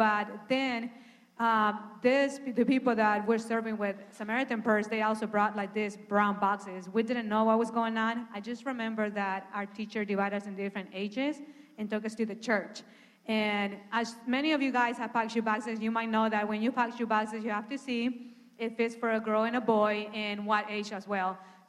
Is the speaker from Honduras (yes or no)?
yes; Honduras; I'm original from Honduras. And I have a twin sister.